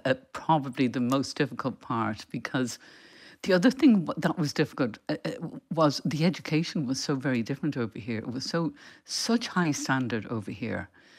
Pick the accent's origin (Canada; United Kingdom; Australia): United Kingdom; England; also born or lived in Dublin, Ireland; I was born in Dublin and there were eight children in our family. But when I was a year old, my parents and six children at that point left to live in England